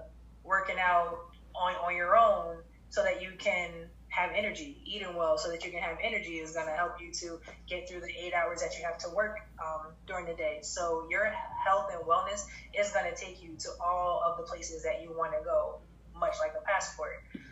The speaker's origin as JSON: {"language": "English", "region": "New Jersey", "country": "United States", "lives_now": "Connecticut, United States", "said": "and I came to Connecticut from New Jersey."}